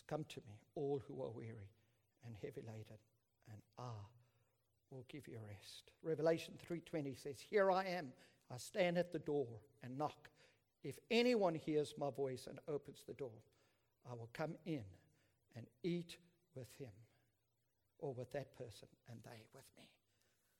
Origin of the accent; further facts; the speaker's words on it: South Africa; I'm South African